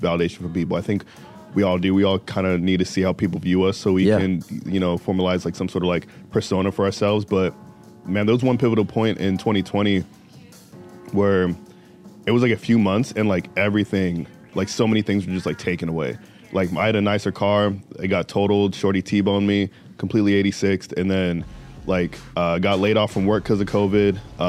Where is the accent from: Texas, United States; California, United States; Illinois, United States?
California, United States; Riverside; born there; also born or lived in Virginia / Indiana; now in Chicago, United States; So, I grew up, so I was born in Riverside, California, right? And then my family moved to Virginia and then we moved to Indiana. And I've been in Chicago for about 3 years, a little over 3 years now, right?